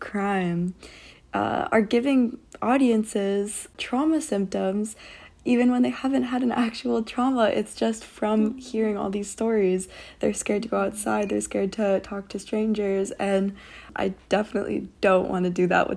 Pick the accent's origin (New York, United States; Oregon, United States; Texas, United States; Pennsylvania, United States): New York, United States; moved away as an adult; now in Los Angeles, United States; my hometown, which is a very predominantly white area in New York, a suburban town